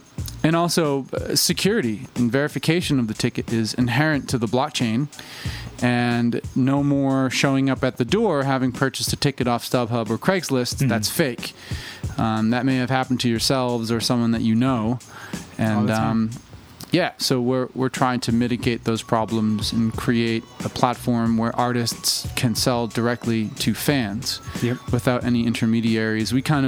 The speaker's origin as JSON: {"language": "English", "town": "Worcester", "region": "Massachusetts", "country": "United States", "lives_now": "Los Angeles, United States", "said": "I'm actually from Worcester, Mass, which is like, you know, I say Boston, but it's like 45 minutes outside of Boston."}